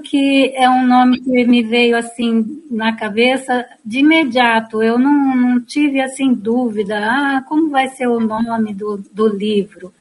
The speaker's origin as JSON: {"language": "Portuguese", "town": "Piracicaba", "region": "São Paulo", "country": "Brazil", "said": "Eu sou aqui de Piracicaba"}